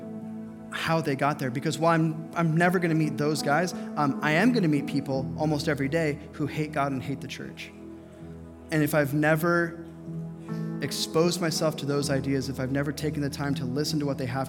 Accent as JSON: {"language": "English", "town": "Las Vegas", "region": "Nevada", "country": "United States", "tie": "born or raised there", "moved": "yes", "said": "I grew up in Las Vegas"}